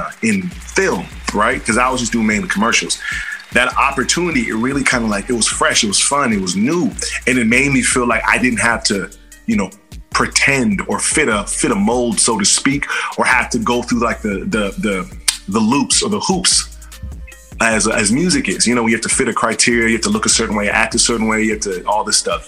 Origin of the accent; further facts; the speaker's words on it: Bay Area, California, United States; I'm an actor from the Bay Area